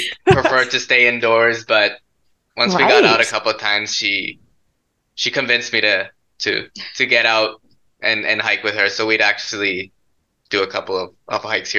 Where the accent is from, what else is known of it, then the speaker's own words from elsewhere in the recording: Ontario, Canada; moved away; I grew up in Ontario